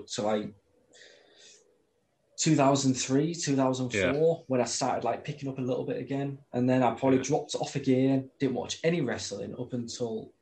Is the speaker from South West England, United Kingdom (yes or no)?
no; Hull, Yorkshire and the Humber, United Kingdom; we grew up in Hull.